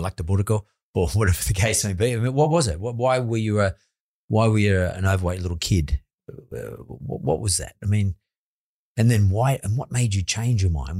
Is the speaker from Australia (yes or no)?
yes; Australia; I come from the West Suburbs